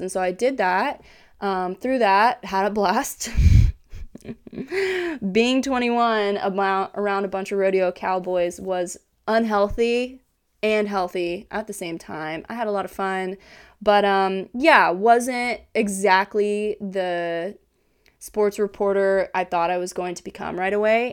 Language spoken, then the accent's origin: English; Kansas, United States; moved away as an adult; now in Hawaii, United States; I am from Kansas originally